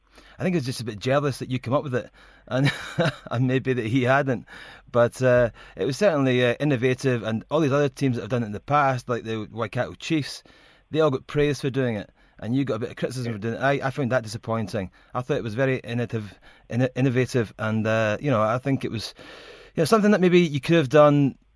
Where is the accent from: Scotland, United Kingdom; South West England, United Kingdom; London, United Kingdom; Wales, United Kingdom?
Scotland, United Kingdom; As a Scotsman, I obviously thought it was great to see the English boys looking a bit flummoxed.